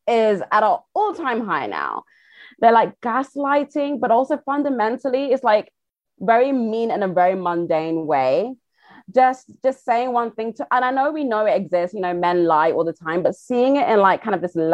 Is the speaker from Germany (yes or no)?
no; United Kingdom; accent: British; I am British. I have one